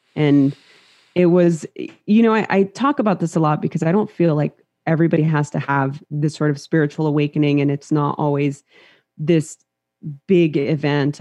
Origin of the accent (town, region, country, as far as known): Los Angeles, California, United States; born or raised there; English is a second language